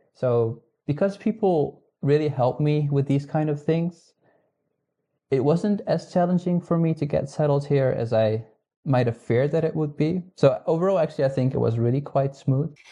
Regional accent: Netherlands; English is a second language; moved away as an adult; now in Higashi-Hiroshima, Japan; I'm originally from the Netherlands

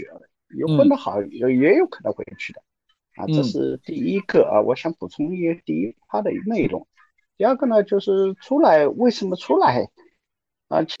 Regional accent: Yancheng, Jiangsu, China; moved away; also born or lived in Huai'an; 包括我创业，我也没有选我的家乡盐城，我选的是淮安。

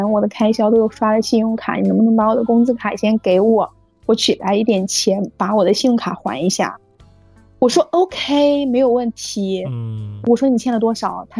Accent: Shanxi, China; now in Beijing, China; 我们老家，我是山西的，从北京到山西

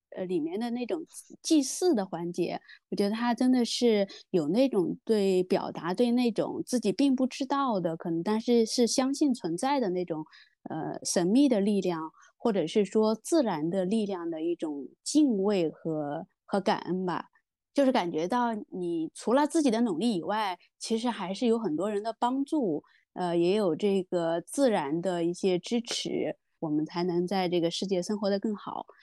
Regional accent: Heze, Shandong, China; now in Shenzhen, China; 我们山东老家，我是老家菏泽，就是我们那边育苗

